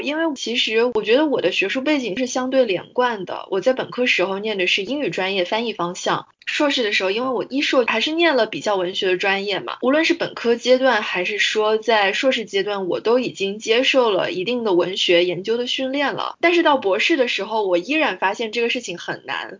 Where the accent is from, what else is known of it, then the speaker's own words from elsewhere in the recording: Guangzhou, Guangdong, China; 我爸妈也都是大学老师，而且我们家就是做学术的人其实还挺多的。我从小生活在这样一个圈子里面，我在广州出生长大